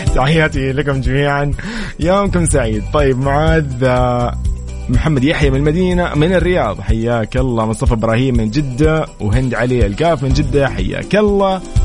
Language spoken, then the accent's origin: Arabic; Sudan; now in Saudi Arabia; من السودان